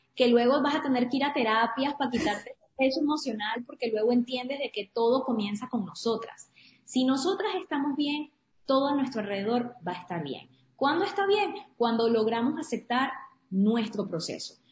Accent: Trujillo, Venezuela; born or raised there; moved away as an adult; also born or lived in Caracas / Maracaibo / Louisiana; now in Houston, United States

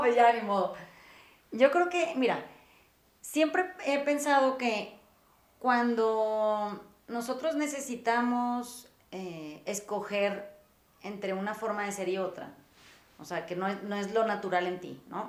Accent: Mazatlán, Sinaloa, Mexico; yo crecí en Mazatlán

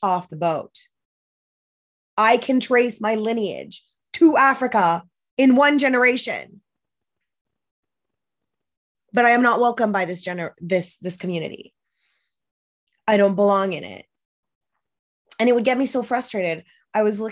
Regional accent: Moncton, New Brunswick, Canada; I was born and raised by myself in Moncton, New Brunswick, as the only one of my kind

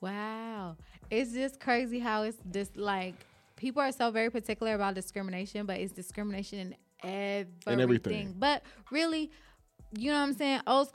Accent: Los Angeles, California, United States; also born or lived in Compton; I grew up in South Central Los Angeles. You know, you got a little church, little wooden church on every corner.

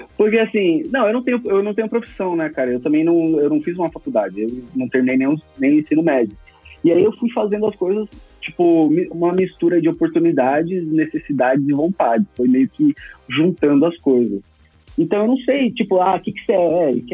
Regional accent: Campo Grande, Mato Grosso do Sul, Brazil; also born or lived in Cuiabá; now in São Paulo, Brazil; Eu sou de Campo Grande, Mato Grosso do Sul. Só que eu não, não fiquei muito tempo lá

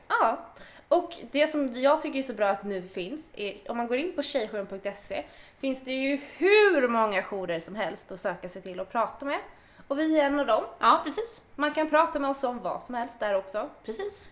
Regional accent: Åkersberga, Stockholm County, Sweden; jag är också född och uppväxt i Åkersberga

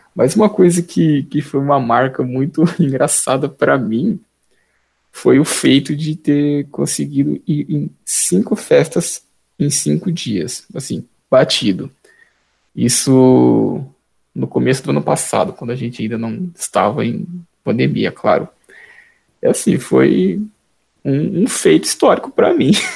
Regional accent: Taquaritinga, São Paulo, Brazil; sou natural de Itaquaritinga, que é pertinho de Grão Preto

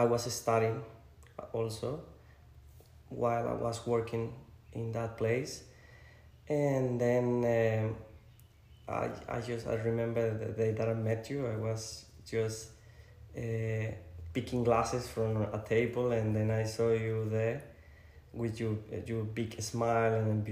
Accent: Colombia; moved away as an adult; now in Australia; I'm from Colombia, for the people that don't know me. I've been living in Australia for 8 years

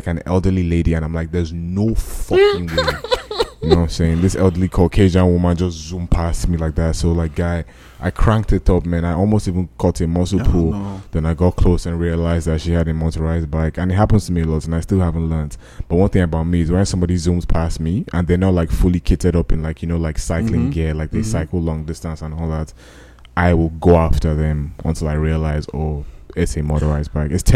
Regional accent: Nigeria; I'm a Nigerian man

